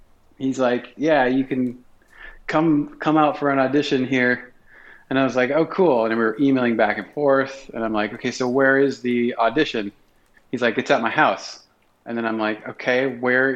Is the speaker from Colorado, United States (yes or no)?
no; South Dakota, United States; moved away as an adult; now in Minneapolis, United States; I'm a transplant. I'm from South Dakota